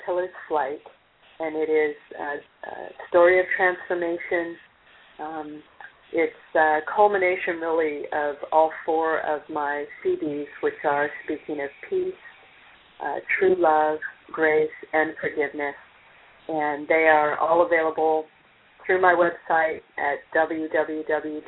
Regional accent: California, United States; now in Rollinsford, United States; I'm a California girl myself

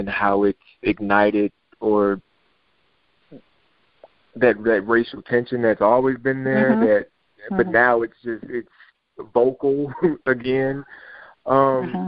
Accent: Detroit, Michigan, United States; moved away; I'm from Detroit

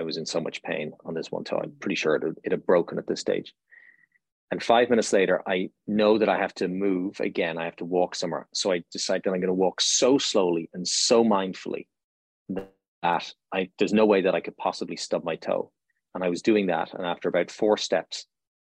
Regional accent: Ireland; now in United States; I'm Irish, so we grew up with this cosmology

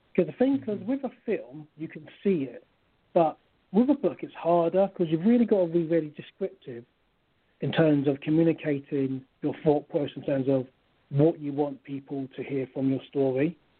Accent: London, United Kingdom; also born or lived in Kent / Nigeria; I was born in London. I'm from, my origin is Nigeria. Mm-hmm. And I grew up in East London, spent some time in Kent.

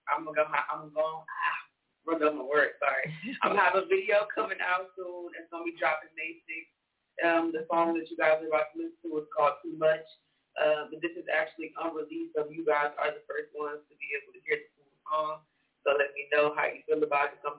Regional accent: Houston, Texas, United States; also born or lived in New York City, United States; I'm from Houston, Texas. I just moved out here from New York City. I was living in Times Square, so I had to come back home.

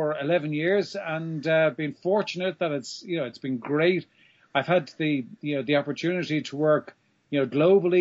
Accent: Ireland; moved away as an adult; also born or lived in south of France; now in France; I'm from Ireland. And while I live in the south of France, I've been living here now for about 5 years.

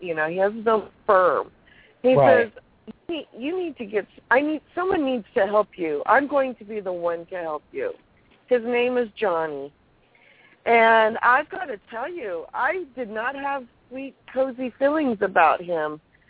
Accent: California, United States; I am California, girl.

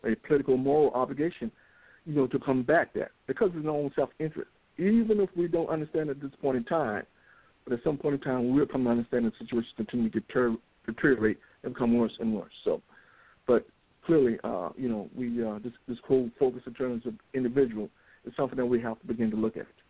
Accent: United States; we're American

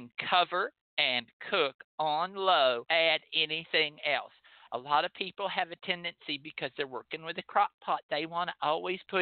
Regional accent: Texas, United States; as a Texan

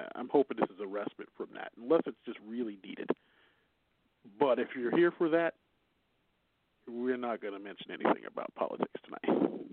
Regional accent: Chicago, Illinois, United States; accent: Chicago; My Chicago accent will say February at times

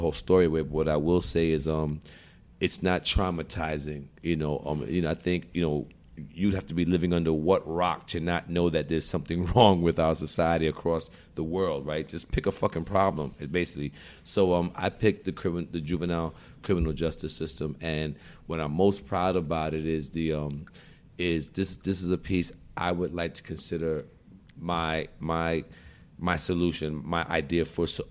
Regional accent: New York City, New York, United States; I'm born and raised in Brooklyn

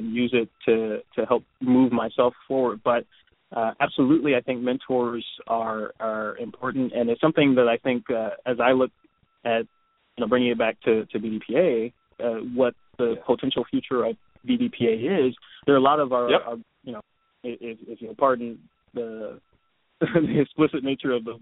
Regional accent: Detroit, Michigan, United States; moved away as an adult; also born or lived in Philadelphia / Japan; now in Seattle, United States; I'm from Detroit, born and raised, and lived there until I was 16

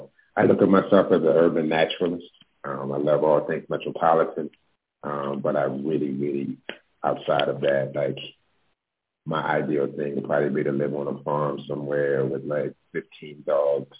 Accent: Baltimore, Maryland, United States; also born or lived in New York; now in Los Angeles, United States; I'm originally from Baltimore. I moved to LA about 7 years ago from New York.

